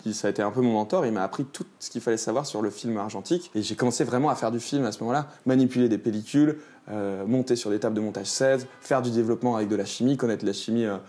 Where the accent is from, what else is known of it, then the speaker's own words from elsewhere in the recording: Lyon, Auvergne-Rhône-Alpes, France; also born or lived in Beaujolais / Grenoble; Je suis né à la Croix-Rousse dans le 4